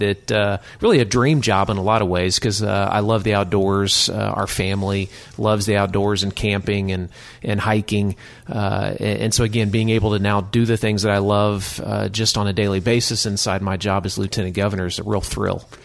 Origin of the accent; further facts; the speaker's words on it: Tulsa, Oklahoma, United States; I grew up in Tulsa